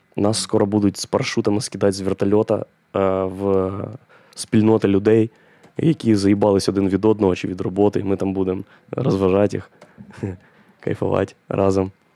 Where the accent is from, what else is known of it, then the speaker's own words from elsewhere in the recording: Boryspil, Kyiv Oblast, Ukraine; Я ж з Борисполя, а це повітряні ворота України і у нас там дві льотних частини, і аеропорт